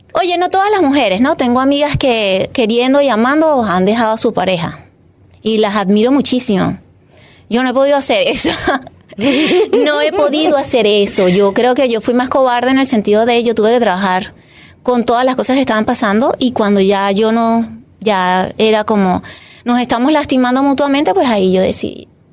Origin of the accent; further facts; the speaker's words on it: Caracas, Capital District, Venezuela; moved away as an adult; also born or lived in Catia La Mar; Yo nací en Caracas, soy venezolana orgullosamente venezolana